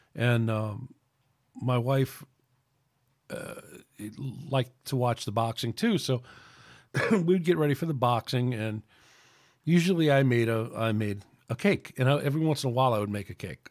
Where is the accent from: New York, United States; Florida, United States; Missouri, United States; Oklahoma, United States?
New York, United States; New York City; moved away as an adult; also born or lived in Connecticut; now in Alabama, United States; I grew up in New York City, so it's a little difficult for me to make the transition from, uh, you know, from being a New Yorker and coming up here to, or coming down here to Alabama